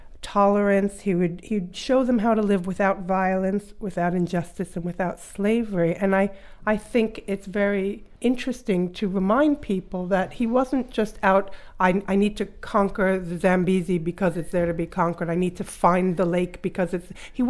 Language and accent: English; United States; certainly growing up in the United States